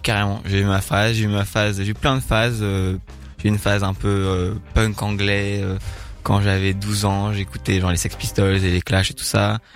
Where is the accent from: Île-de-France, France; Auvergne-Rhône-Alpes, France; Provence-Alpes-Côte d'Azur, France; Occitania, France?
Île-de-France, France; Paris; moved away as an adult; now in Bordeaux, France; J'ai grandi à Paris. Ouais. Euh, et j'ai déménagé à Bordeaux il y a deux ans